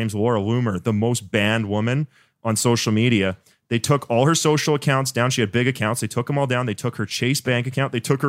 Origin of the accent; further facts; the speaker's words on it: Canada; But Canada, dude, I'm from Canada. We got just as many guns as you guys.